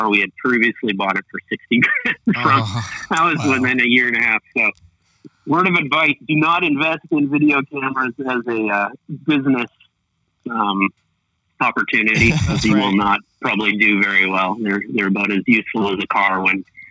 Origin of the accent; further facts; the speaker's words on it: Canada; I'm a Canadian director and writer and cinematographer.